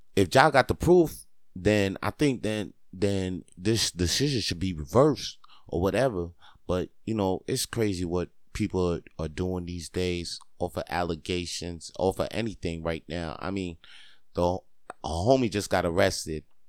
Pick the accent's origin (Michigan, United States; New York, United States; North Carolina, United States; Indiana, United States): New York, United States; Spring Valley; moved away as an adult; now in Montreal, Canada; Spring Valley is where I'm from, New York